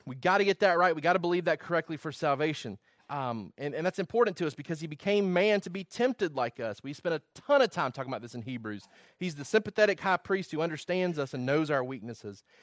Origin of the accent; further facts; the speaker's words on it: Georgia, United States; also born or lived in Virginia; I did not wanna lose my identity of being somebody from Georgia